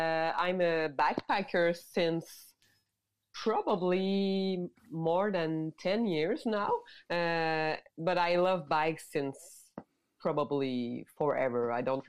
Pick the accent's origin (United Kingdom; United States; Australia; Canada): Canada; Mont-Laurier, Quebec; English is a second language; now in Montreal, Canada; I grew up in Mont-Laurier in maybe 2 hours 30 north of Montreal.